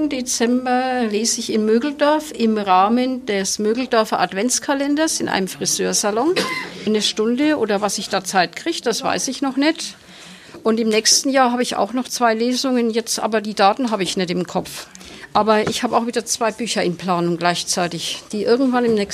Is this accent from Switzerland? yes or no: no; Nuremberg, Bavaria, Germany; accent: Nuremberg dialect; Ich fürchte, dass das Handy meinen Nürnberger Dialekt nicht anerkennen würde.